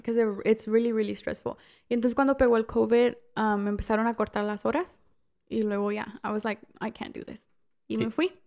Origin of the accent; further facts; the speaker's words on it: Mexico; now in United States; soy la única mexicana